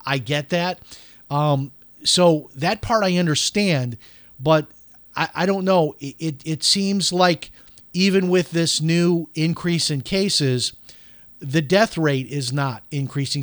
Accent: Chicago, Illinois, United States; I'm from Chicago

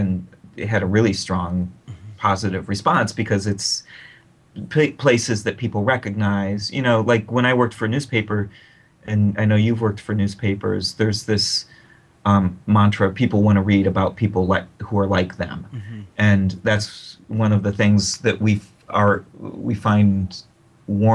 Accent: Akron, Ohio, United States; write for my hometown newspaper

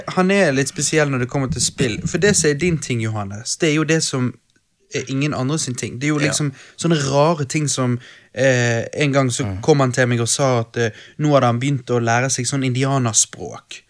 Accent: Bergen, Vestland, Norway; vi er fra Bergen

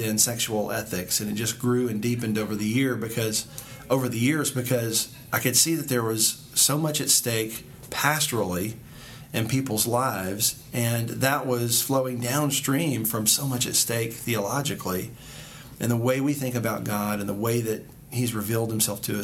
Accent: Louisiana, United States; moved away as an adult; also born or lived in Dallas, Texas; now in Louisville, United States; I'm from Louisiana, actually. I was born and raised in the South

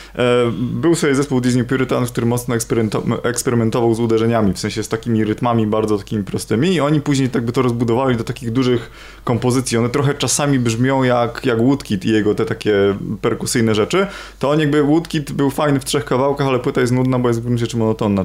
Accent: Trąbki Wielkie, Pomeranian Voivodeship, Poland; ja pochodzę z trąbek wielkich

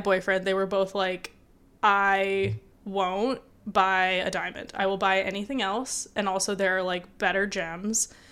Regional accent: Michigan, United States; I grew up in Michigan

